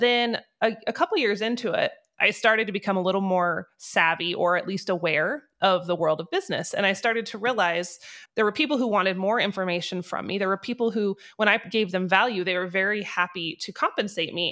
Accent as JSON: {"language": "English", "region": "North Idaho", "country": "United States", "tie": "born or raised there", "moved": "as an adult", "lives_now": "Wyoming, United States", "said": "I grew up in North Idaho."}